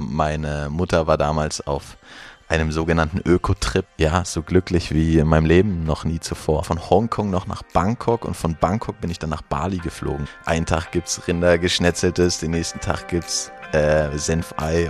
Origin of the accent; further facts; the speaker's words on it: Mecklenburg-Vorpommern, Germany; ich bin in einer kleinen Stadt ähm, aufgewachsen in Mecklenburg-Vorpommern